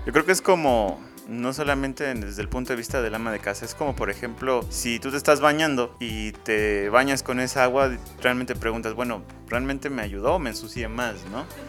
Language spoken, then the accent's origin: Spanish; Mexico; como mexicanos